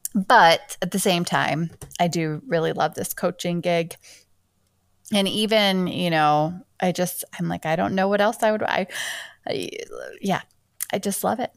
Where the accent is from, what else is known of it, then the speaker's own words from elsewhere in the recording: Michigan, United States; also born or lived in Seattle; I was born in Michigan, and spent my whole most of my life here